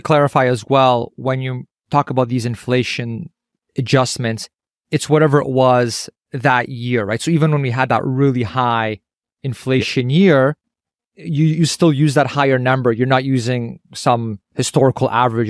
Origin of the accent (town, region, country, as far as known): Canada